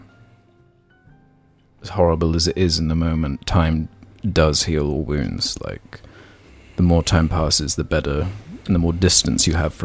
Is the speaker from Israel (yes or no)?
no; United Kingdom; we've grown up with our whole lives being British